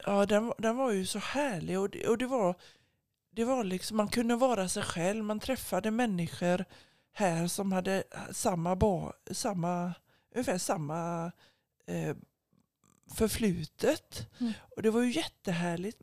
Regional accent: Gothenburg, Västra Götaland, Sweden; jag är ju uppvuxen på Asperö i Göteborgs södra skärgård

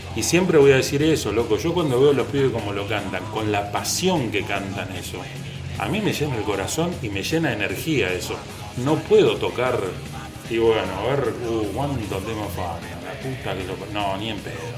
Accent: Tablada, Buenos Aires Province, Argentina; moved away; Yo soy de Tablada

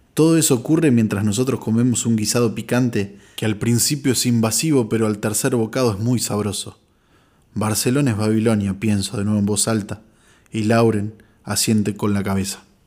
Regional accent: interior of Buenos Aires Province, Argentina; entre La Plata y nuestro interior bonaerense

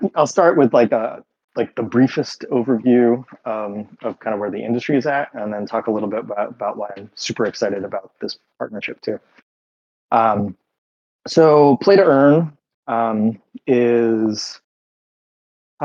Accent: United States; accent: American; now in Berlin, Germany; I live in Berlin, but I'm an American, as you can probably tell from my accent

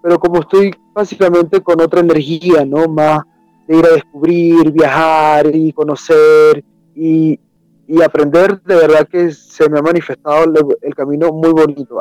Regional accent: Venezuela; moved away as an adult; now in Peru; originalmente soy de Venezuela

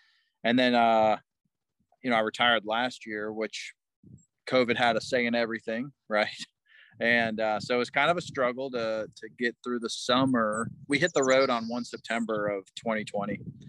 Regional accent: Indianapolis, Indiana, United States; moved away as an adult; And I finished growing up in Indianapolis, the northeast side of Indianapolis. And then when I was 18, I graduated high school and I went in the Army and I've been gone ever since, really.

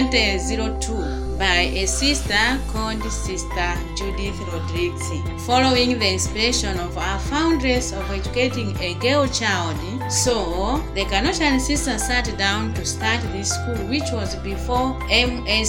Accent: Chikwawa District, Southern Region, Malawi; also born or lived in Ngabu, Malawi; Then I was taken by my aunt to stay in Chikwawa District

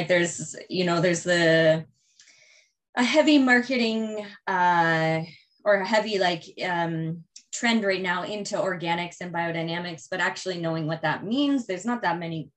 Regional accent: Prince Edward County, Ontario, Canada; So I'm from Prince Edward County. I grew up here

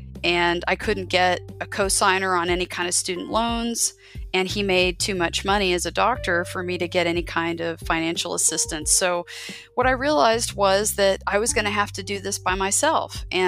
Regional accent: Biloxi, Mississippi, United States; born there; Right. Well, interestingly enough, I am a military child. I was born on Keesler Air Force Base in Biloxi, Mississippi.

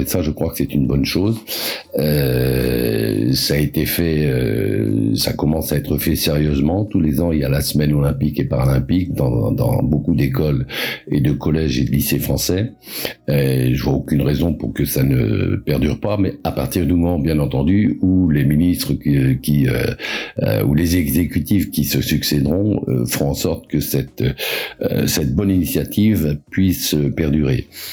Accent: Pas-de-Calais, Hauts-de-France, France; je suis né en 1950 dans le Pas-de-Calais

